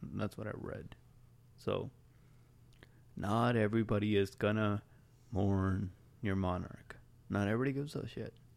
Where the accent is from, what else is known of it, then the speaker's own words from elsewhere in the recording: India; I'm Indian. We're Indian.